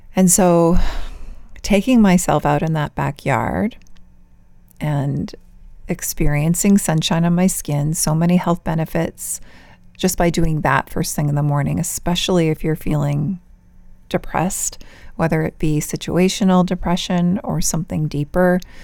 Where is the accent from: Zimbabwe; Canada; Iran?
Canada; Vancouver, British Columbia; moved away as an adult; also born or lived in San Diego, California; my birth province, my birth city, where I recently lived after we moved back to Canada from California, is one of the most beautiful places in the world, Vancouver, British Columbia.